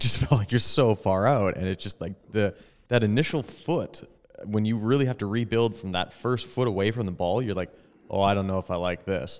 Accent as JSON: {"language": "English", "town": "Edmonton", "region": "Alberta", "country": "Canada", "tie": "born or raised there", "said": "Tom and I grew up in Edmonton"}